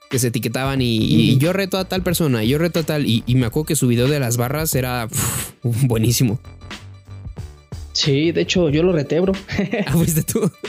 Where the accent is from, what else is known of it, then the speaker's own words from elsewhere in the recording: Celaya, Guanajuato, Mexico; como que era más el, nervio, como de soy de Celaya. Algo dije